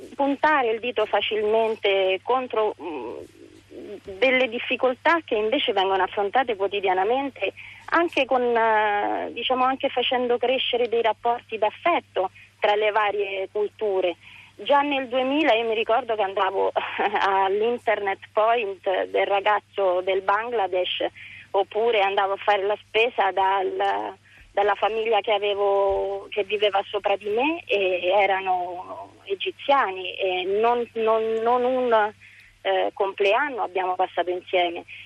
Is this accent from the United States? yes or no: no; Rome, Lazio, Italy; io sono nata nell'81 e eh, sono nata a Piazzale delle Gardenie